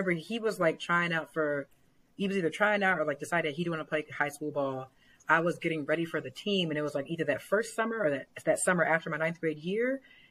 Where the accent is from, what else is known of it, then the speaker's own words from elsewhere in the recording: Alpharetta, Georgia, United States; also born or lived in Newark; So I was born in Newark, New Jersey, so right across the water from the city. And my family, we moved to the South when I was pretty young. So I was about four. We moved to Alpharetta, Georgia